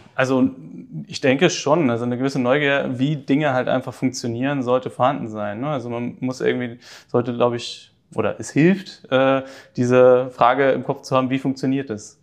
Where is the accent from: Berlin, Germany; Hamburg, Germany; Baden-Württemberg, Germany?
Hamburg, Germany; in den Norden äh, von Hamburg, wo ich aufgewachsen bin